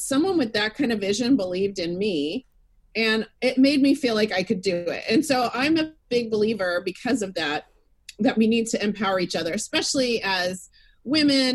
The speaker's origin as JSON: {"language": "English", "town": "Fort Worth", "region": "Texas", "country": "United States", "tie": "born or raised there", "said": "I grew up in Texas, in Fort Worth, Texas."}